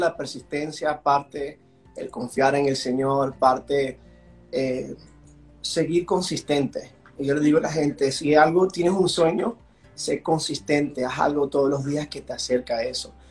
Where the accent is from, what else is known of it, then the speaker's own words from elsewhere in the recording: Washington, District of Columbia, United States; accent: gringolandia; also born or lived in Venezuela; now in Florida, United States; yo soy de origen eh, venezolano, nací en Venezuela, mis padres emigraron cuando yo tenía tres años, entonces si escuchan un poquito el gringolandia en, mi voz es por eso. entonces yo crecí en el área de Washington, D.C.